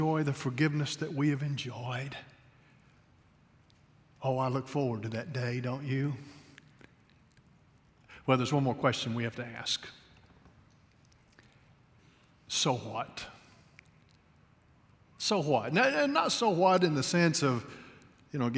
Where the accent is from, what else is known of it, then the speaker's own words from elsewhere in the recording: La Follette, Tennessee, United States; moved away; also born or lived in Kentucky; I was born in La Follette, Tennessee